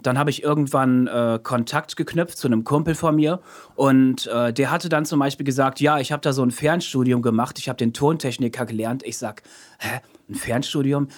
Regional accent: Münster, North Rhine-Westphalia, Germany; moved away as an adult; also born or lived in Osnabrück; now in Emden, Germany; geboren 89 in Osnabrück, in Münster aufgewachsen, nach Osnabrück zurückgezogen, aber jetzt wohnhaft in Emden.

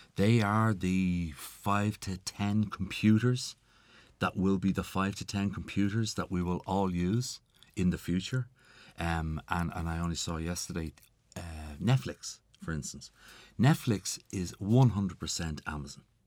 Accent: Ireland

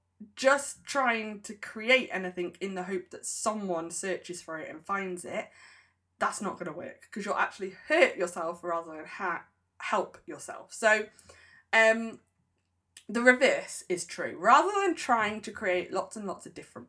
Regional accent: United Kingdom; I'm a Brit

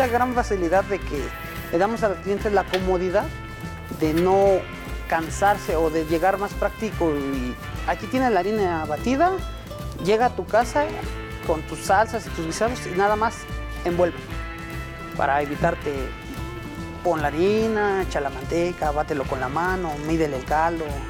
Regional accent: Mexico

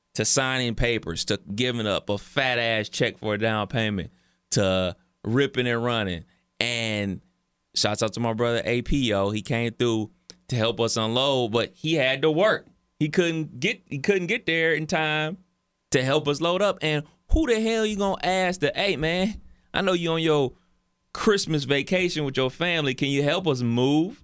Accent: Cleveland, Ohio, United States; as a kid growing up in Cleveland in the, uh, late eighties, early nineties

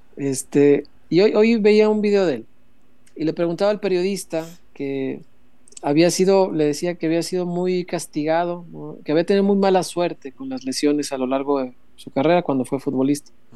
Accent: Mexico; somos mexicanos, estamos acostumbrados a la piñata

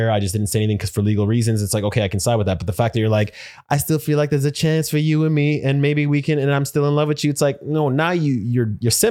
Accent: Houston, Texas, United States; Now, I'm from Houston.

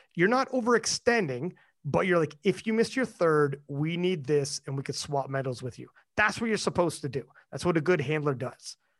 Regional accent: Canada; I'm Canadian

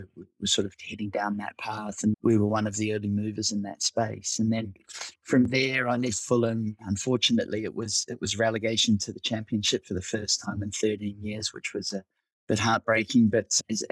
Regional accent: Auckland, New Zealand; moved away as an adult; also born or lived in United Kingdom; I'm originally from Auckland, New Zealand

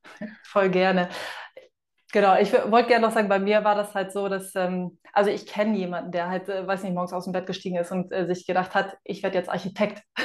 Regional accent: Hamburg, Germany; now in Fuerteventura, Spain; ich bin eine Hamburger Dean

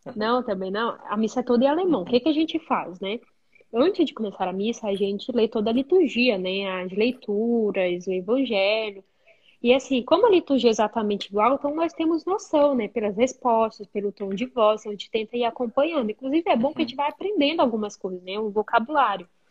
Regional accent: Benjamin Constant, Amazonas, Brazil; moved away as an adult; also born or lived in Manaus, Brazil; now in Germany; sou do interior do Amazonas, uma cidade bem pequenininha chamada Benjamin

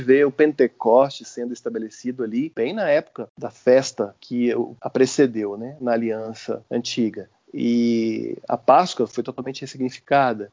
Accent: Uberlândia, Minas Gerais, Brazil; moved away as an adult; now in Goiânia, Brazil; Sou mineiro de Berlândia, estou em Goiás tem 15 anos. Cresci num, num, ambiente da Igreja Metodista, em Uberlândia

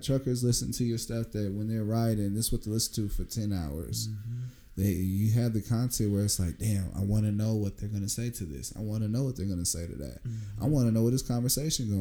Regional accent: Bakersfield, California, United States; I was coming from Bakersfield to L.A.

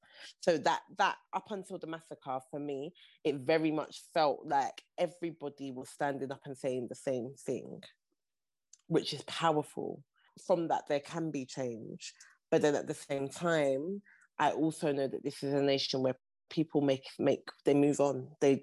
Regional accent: Nigeria; And I think that part of like being Nigerian, something that I have seen time and time over about this part of the world and these people is that they will manage.

